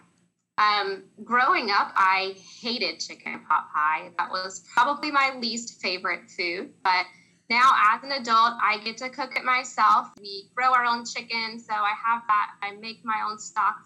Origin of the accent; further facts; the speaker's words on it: Union County, North Carolina, United States; moved away as an adult; also born or lived in Raleigh / Greensboro; I was born and raised in Union County